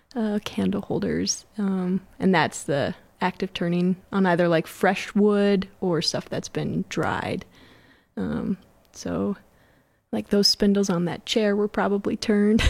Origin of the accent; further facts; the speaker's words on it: Mankato, Minnesota, United States; moved away as an adult; also born or lived in Morris, Minnesota; I'm from Mankato and just moved back almost two years ago.